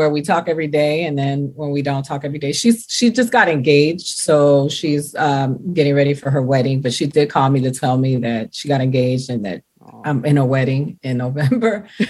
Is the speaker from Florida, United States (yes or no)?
yes; Miami, Florida, United States; moved away; also born or lived in New York; I grew up in Miami primarily. I lived in New York, but now I go to New York. New York is home for me too